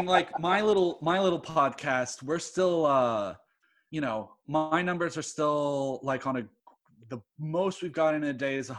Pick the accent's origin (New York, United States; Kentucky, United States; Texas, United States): Texas, United States; Houston; I was born in Houston. I'm weird. Okay. Like, my mom's from Pennsylvania, my dad's from England, and I was born in Houston.